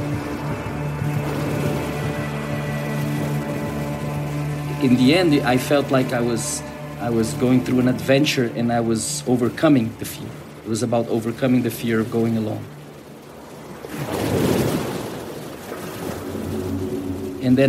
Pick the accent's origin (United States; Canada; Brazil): Brazil; I'm a neuroscientist from Brazil.